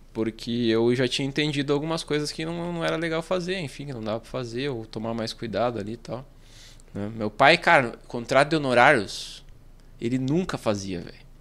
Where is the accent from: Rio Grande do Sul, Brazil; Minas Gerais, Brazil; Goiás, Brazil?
Rio Grande do Sul, Brazil; Santo Ângelo; Ah, na verdade eu sou de Santo Ângelo, sou mais do interior aqui